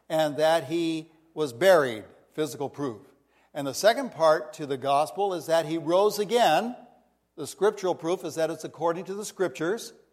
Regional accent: India; now in United States; Even though I grew up in India and was from India, this was our home base on the west of Washington.

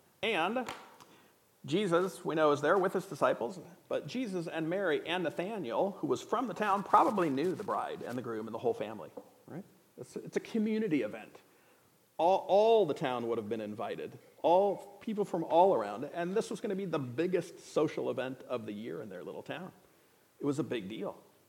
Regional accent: Indonesia; I grew up in a different culture, so I brought a few props from that culture. I grew up in Indonesia

